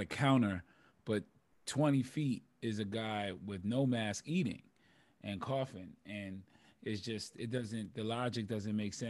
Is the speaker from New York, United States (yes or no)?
yes; New York City, New York, United States; I'm from the South Bronx, Bronxdale